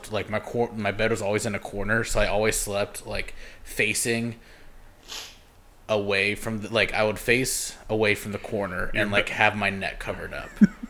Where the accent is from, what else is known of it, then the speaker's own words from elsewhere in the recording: Chicago, Illinois, United States; no, it's not because I'm from Chicago